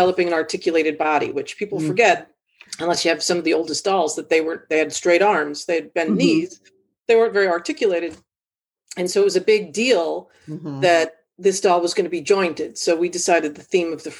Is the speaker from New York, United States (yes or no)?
yes; New York City, New York, United States; Brought out the Bronx in me